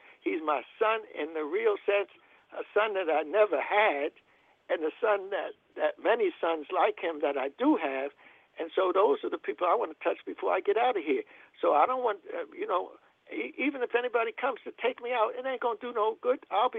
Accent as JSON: {"language": "English", "region": "New Jersey", "country": "United States", "tie": "born or raised there", "said": "When I grew up in North Jersey."}